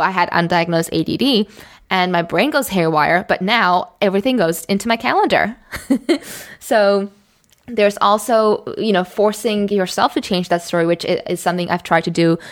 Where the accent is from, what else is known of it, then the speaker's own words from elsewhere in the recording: Singapore; moved away as an adult; also born or lived in Amsterdam; I grew up in Singapore